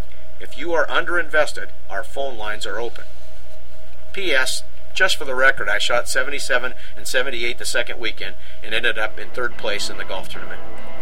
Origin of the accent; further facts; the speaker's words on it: Washougal, Washington, United States; my hometown of Washougal, Washington.